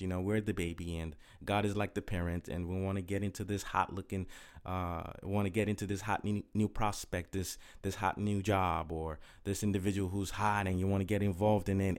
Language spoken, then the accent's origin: English; Nigeria; moved away as an adult; also born or lived in Inglewood, California / Okrika, Rivers State, Nigeria; my parents moved back to Nigeria, and, uh, I was raised there for nineteen years.